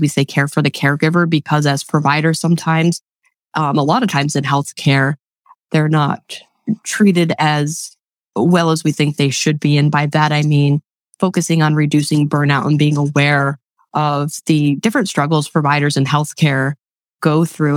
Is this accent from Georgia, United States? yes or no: no; Webster, New York, United States; moved away as an adult; now in Lancaster, United States; Born and raised in Western New York